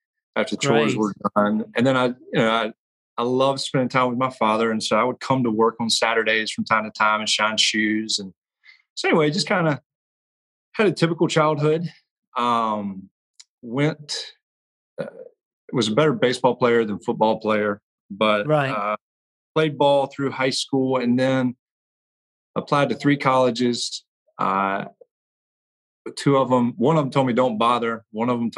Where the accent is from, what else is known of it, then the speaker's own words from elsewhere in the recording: Blythewood, South Carolina, United States; I was born in Blythewood, South Carolina, which is right outside of Columbia